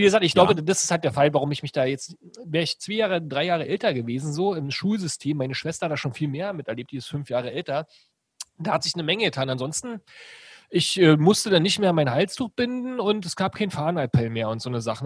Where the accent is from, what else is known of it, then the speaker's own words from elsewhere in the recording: Brandenburg, Germany; also born or lived in Berlin; ich komme ja gar nicht aus Berlin, sondern aus einer Stadt in Brandenburg